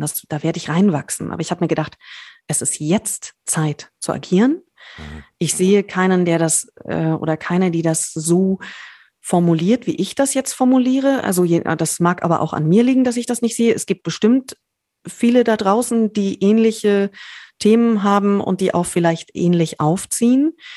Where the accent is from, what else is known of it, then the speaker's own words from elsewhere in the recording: Berlin, Germany; als Berlinerin